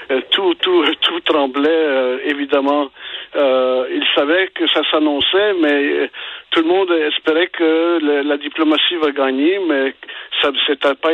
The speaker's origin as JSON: {"language": "French", "country": "Belgium", "tie": "born or raised there", "also_born_or_lived": "Ukraine (ancestry)", "moved": "yes", "lives_now": "Quebec, Canada", "said": "Je suis né en Belgique"}